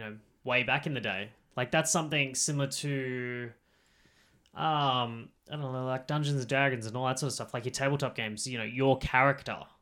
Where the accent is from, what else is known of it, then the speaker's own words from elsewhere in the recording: Australia; accent: Australian; with our accent